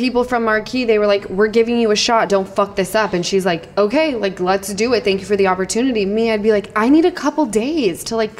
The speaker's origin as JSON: {"language": "English", "region": "Utah", "country": "United States", "said": "from Utah."}